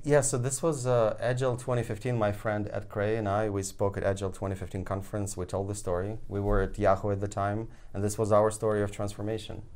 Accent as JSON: {"language": "English", "country": "Ukraine", "tie": "born or raised there", "moved": "yes", "said": "I was born there"}